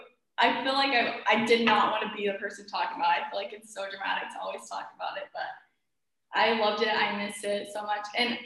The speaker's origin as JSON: {"language": "English", "town": "Mesa", "region": "Arizona", "country": "United States", "tie": "born or raised there", "also_born_or_lived": "Paris", "said": "But we're both from Mesa, so I'm born and raised here. I never really left. I moved to Paris for a little bit to study fashion."}